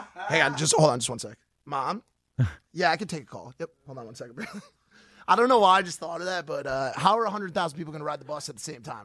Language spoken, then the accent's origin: English; Stamford, Connecticut, United States; moved away; I'm from just outside New York